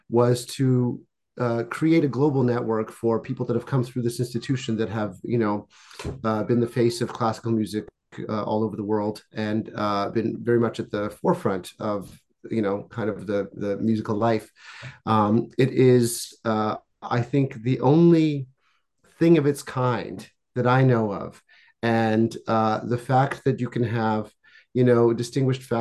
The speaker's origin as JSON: {"language": "English", "country": "Canada", "tie": "born or raised there", "also_born_or_lived": "Czechoslovakia / France", "said": "Um, I was born in what was Czechoslovakia, and uh, I grew up in Canada and France."}